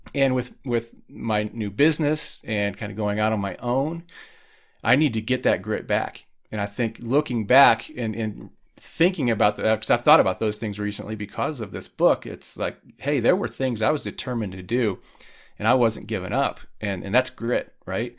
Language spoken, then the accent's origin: English; Indiana, United States; I grew up in Indiana in a small town